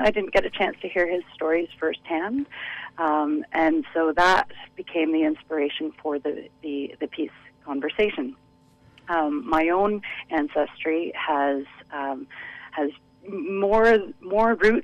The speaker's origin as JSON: {"language": "English", "town": "Ottawa", "region": "Ontario", "country": "Canada", "moved": "yes", "lives_now": "Vancouver, Canada", "said": "I hail from Ottawa. I've been working as an independent dance artist in Vancouver since 2011."}